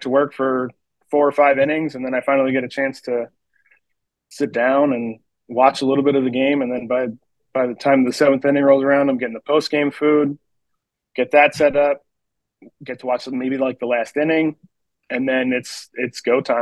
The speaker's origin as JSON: {"language": "English", "region": "West Virginia", "country": "United States", "tie": "born or raised there", "said": "I actually grew up in West Virginia, probably about 15 minutes outside of Hagerstown."}